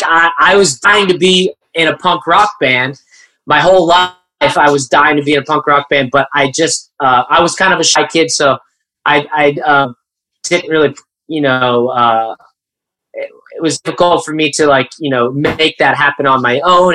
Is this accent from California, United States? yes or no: yes; Coachella Valley, Southern California, United States; I grew up in the Coachella Valley in Southern California